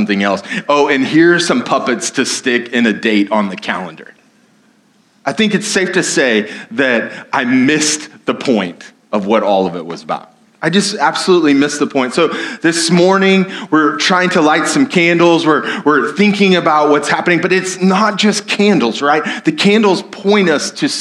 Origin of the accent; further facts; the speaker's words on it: United States; I'm an American